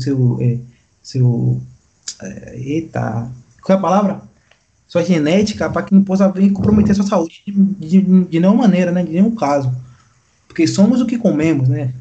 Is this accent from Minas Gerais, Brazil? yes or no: no; Bahia, Brazil; nós, como baiano, temos a nossa tradição de comer no, em meio aquele prato cheio